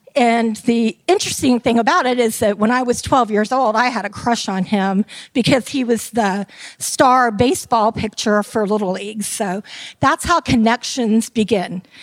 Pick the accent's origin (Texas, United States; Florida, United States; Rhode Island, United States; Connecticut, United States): Florida, United States; Tampa; I am from Tampa, Florida, and I am called a Tampeño.